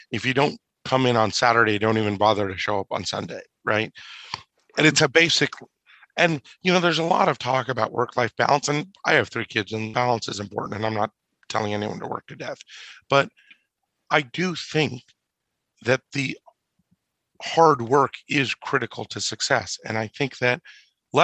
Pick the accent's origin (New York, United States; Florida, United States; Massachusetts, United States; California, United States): California, United States; Orange County; I grew up in Orange County, California